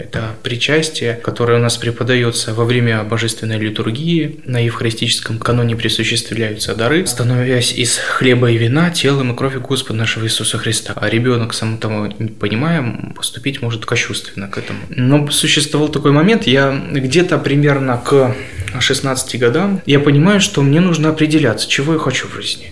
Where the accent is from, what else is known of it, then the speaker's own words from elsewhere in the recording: Kaliningrad Oblast, Russia; also born or lived in Petrozavodsk, Republic of Karelia; Мои родители военные, и вся моя жизнь развивалась в Калининградской области